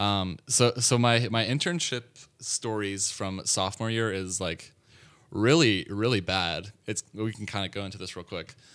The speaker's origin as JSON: {"language": "English", "town": "Atlanta", "region": "Georgia", "country": "United States", "tie": "born or raised there", "moved": "yes", "said": "I'm from Atlanta, Georgia, born and raised."}